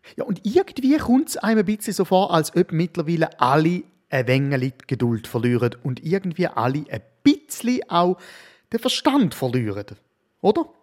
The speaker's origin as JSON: {"language": "German", "country": "Switzerland", "said": "als Schweizer Mann sage ich"}